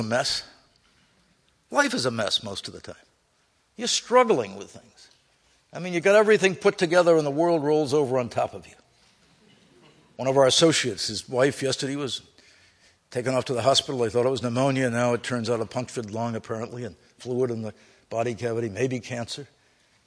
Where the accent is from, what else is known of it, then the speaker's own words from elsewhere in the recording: United States; I grew up in America.